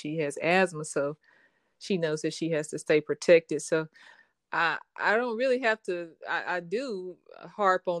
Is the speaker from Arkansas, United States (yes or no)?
yes; Arkadelphia, Arkansas, United States; also born or lived in Jackson, Mississippi; now in Little Rock, United States; Born and raised in Arkadelphia, Arkansas